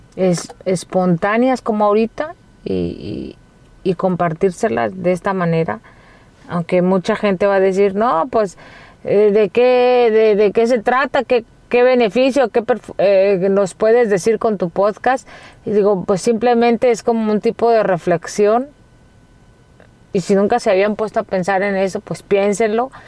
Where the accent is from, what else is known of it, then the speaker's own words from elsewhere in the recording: Mexico; now in United States; cuando llegué aquí a Estados Unidos yo me sorprendí por muchas cosas porque nuestra cultura como mexicanos este, es muy distinta